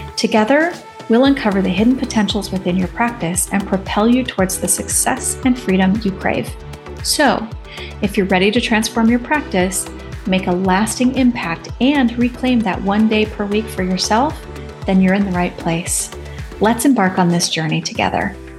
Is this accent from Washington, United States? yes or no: yes; Seattle, Washington, United States; I grew up in the Seattle area